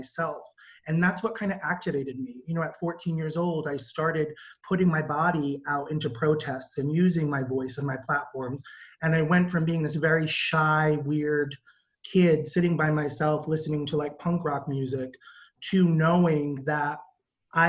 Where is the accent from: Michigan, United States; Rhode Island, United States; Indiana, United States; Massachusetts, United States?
Rhode Island, United States; Providence; I grew up in Providence, Rhode Island